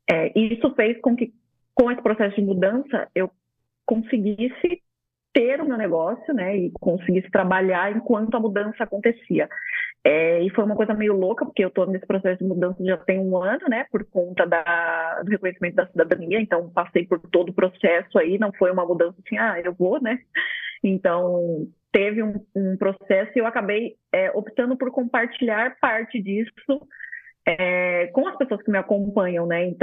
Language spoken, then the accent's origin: Portuguese; São Paulo, Brazil; Eu vim de São Paulo, então vocês imaginam a loucura que era a vida, né?